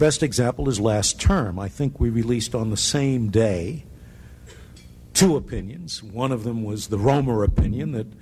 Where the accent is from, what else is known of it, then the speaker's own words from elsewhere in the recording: New York City, New York, United States; also born or lived in Trenton, New Jersey; I was born in Trenton, Dick, but I really grew up in New York City, in Queens.